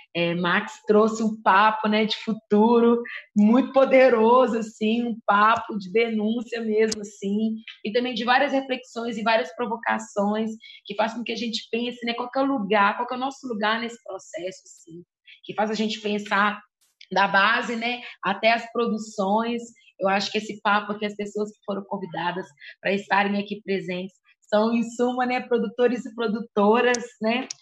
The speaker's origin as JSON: {"language": "Portuguese", "town": "Contagem", "region": "Minas Gerais", "country": "Brazil", "said": "sou da quebrada do Ressaca, em Contagem, região metropolitana de Belo Horizonte"}